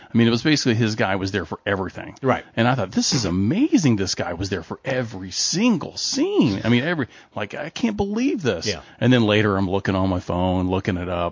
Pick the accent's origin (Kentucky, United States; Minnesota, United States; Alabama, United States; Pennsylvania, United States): Kentucky, United States; as someone from Kentucky who is always confused by Kentuckians